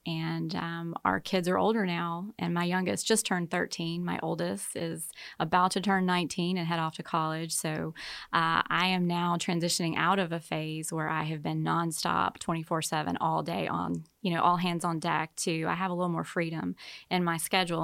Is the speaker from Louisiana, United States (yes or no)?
yes; Baton Rouge, Louisiana, United States; moved away as an adult; also born or lived in Slidell, Louisiana / Kansas City; I'm from Deep South, Baton Rouge, and, uh, met my husband at college, and, uh, grew up with, uh, wonderful parents